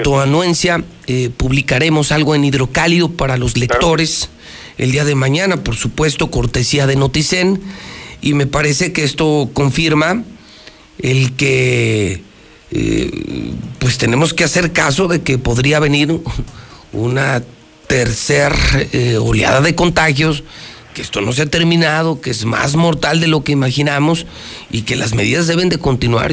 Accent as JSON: {"language": "Spanish", "country": "Mexico", "said": "somos mexicanos. Y en Aguascalientes más."}